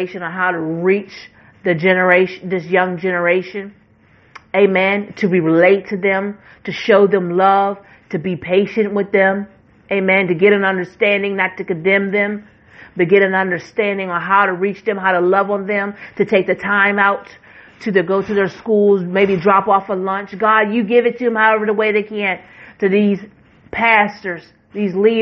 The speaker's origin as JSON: {"language": "English", "region": "West Virginia", "country": "United States", "tie": "born or raised there", "said": "West Virginia. I'm going to say this is my home state."}